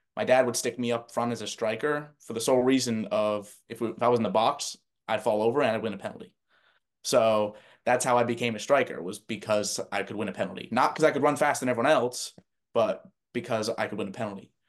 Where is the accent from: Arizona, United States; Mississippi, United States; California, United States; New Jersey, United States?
New Jersey, United States; where I grew up in New Jersey